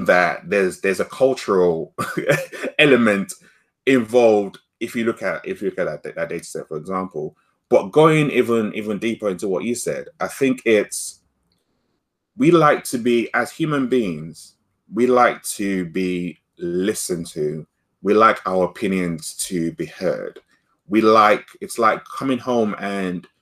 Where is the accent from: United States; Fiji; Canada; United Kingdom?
United Kingdom; London; growing up in North London, near where my school was